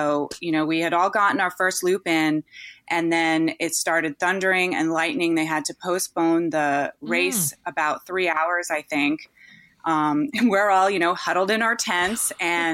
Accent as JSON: {"language": "English", "region": "East Coast", "country": "United States", "tie": "born or raised there", "moved": "yes", "lives_now": "California, United States", "said": "Even though I grew up on the East Coast, I live in California now"}